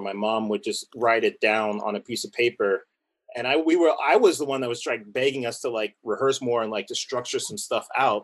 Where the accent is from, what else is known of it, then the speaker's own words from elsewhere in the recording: Southern California, United States; we grew up in Southern California